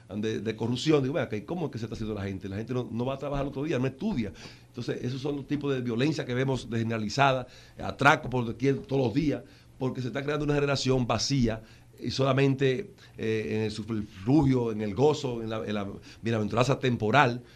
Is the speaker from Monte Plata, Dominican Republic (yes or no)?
yes; Monte Plata, Dominican Republic; yo me crié que eh, en Monteplata, en un paraje de Monteplata